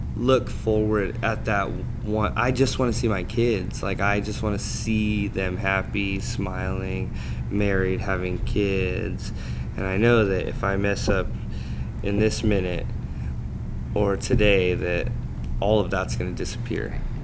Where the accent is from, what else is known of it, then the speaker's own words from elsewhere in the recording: California, United States; I'm from California, which is like the CrossFit capital